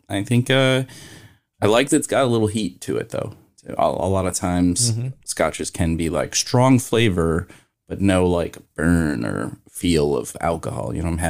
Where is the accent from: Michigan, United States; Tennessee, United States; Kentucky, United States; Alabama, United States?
Kentucky, United States; also born or lived in Arizona; now in Washington, D.C., United States; I'm from Kentucky.